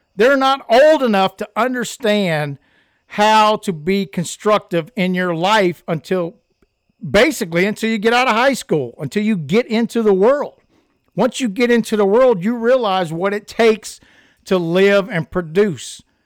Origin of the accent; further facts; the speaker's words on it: United States; I'm an American